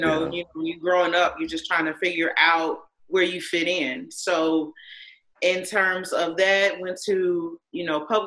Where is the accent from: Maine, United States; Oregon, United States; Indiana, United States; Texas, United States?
Indiana, United States; I'm an Indiana native